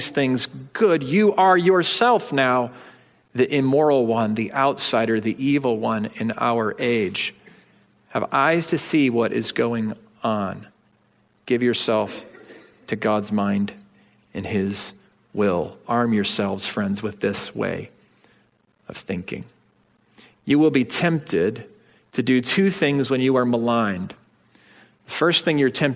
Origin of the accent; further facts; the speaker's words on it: United States; as energetic American citizens